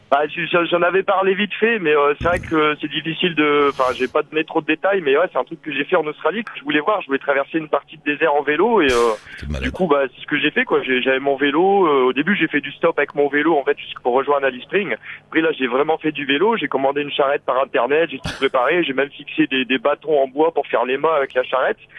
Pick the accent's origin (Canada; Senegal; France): France; the North, northern France; moved away; je viens du Nord à la base, mais j'ai l'accent du Sud parfois